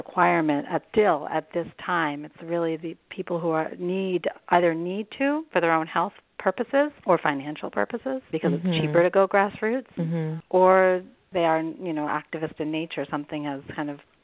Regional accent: Canada; moved away as an adult; also born or lived in Germany; now in United States; I'm originally from Canada, where we have, you know, what's considered to be national health care

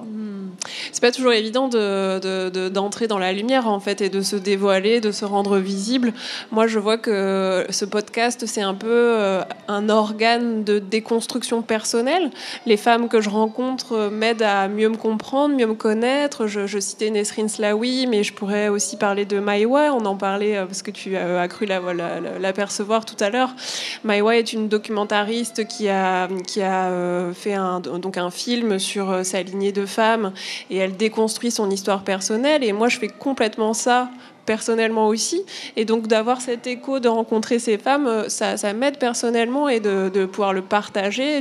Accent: Normandy, France; moved away as an adult; also born or lived in Paris; j'ai grandi en Normandie, en province je suis arrivée à Paris euh, pour euh, la fac

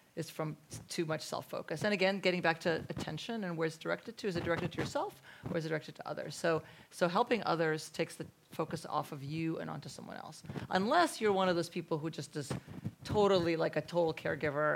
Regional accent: Russia; moved away; I was born in Russia, where people talk

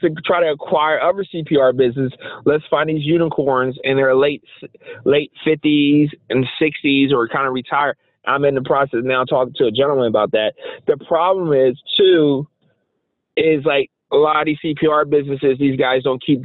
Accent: Philadelphia, Pennsylvania, United States; I grew up poor in Philly

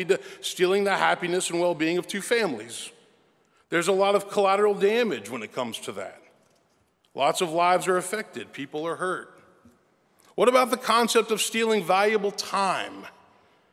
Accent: Memphis, Tennessee, United States; I was born and raised in Memphis

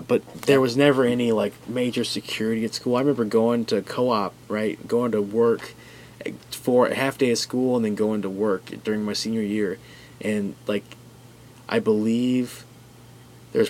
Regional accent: United States; I'm an American

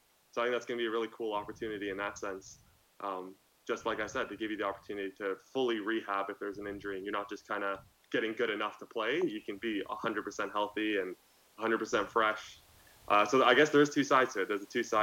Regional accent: Canada; being a Canadian

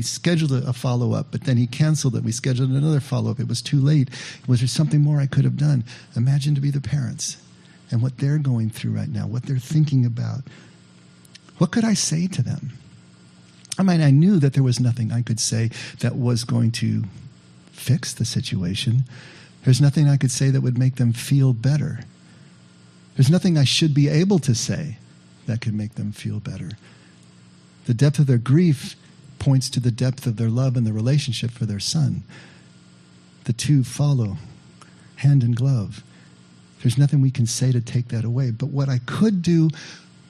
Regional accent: Santa Maria, California, United States; a kid that I grew up with up in Santa Maria

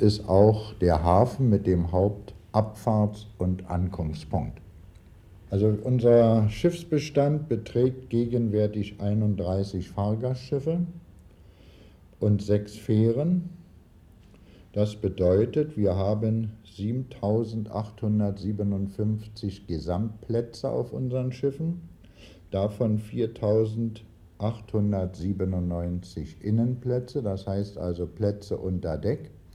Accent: Berlin, Germany; Ich bin ja geborener Berliner und bin in diesem Teil dieser Stadt groß

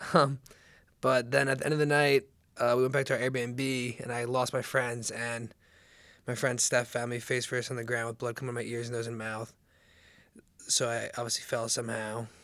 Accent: Seager, New Jersey, United States; moved away as an adult; also born or lived in Charleston; I was born and raised in Seager, New Jersey

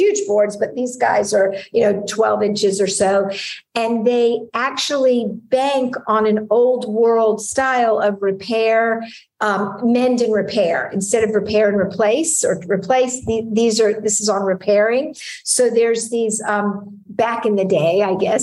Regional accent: United States; moved away as an adult; also born or lived in Hungary; I'm American

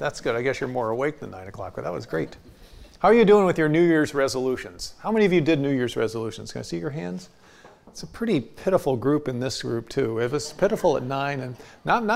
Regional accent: United States; I'm an American

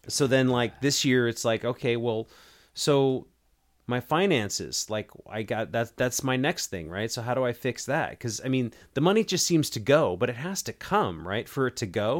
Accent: United States

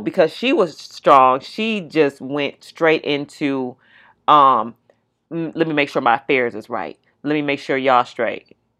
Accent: California, United States; moved away; We're all from California

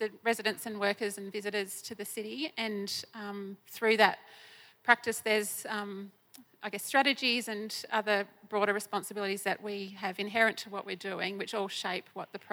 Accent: Eyre Peninsula, South Australia, Australia; moved away as an adult; now in Melbourne, Australia; I was born on the lands of the Nahu and Bungala people in the southern tip of Eyre Peninsula in South Australia

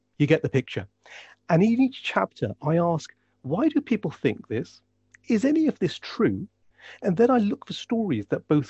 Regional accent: United Kingdom; I am a Muslim. I'm a British Pakistani Muslim.

